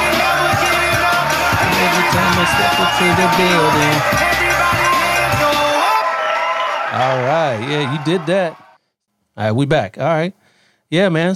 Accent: Columbus, Ohio, United States; now in Sacramento, United States; I'm originally from Ohio

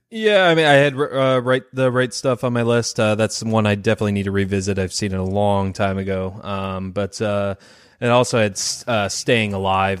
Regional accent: Detroit, Michigan, United States; I'm from Detroit

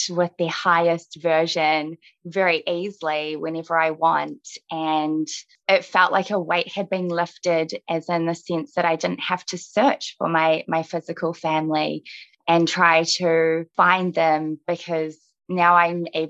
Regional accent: New Zealand; born or raised there; also born or lived in Russia

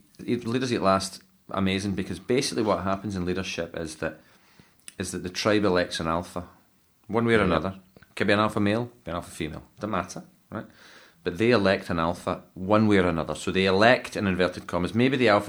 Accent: Scotland, United Kingdom; I'm a Scotsman

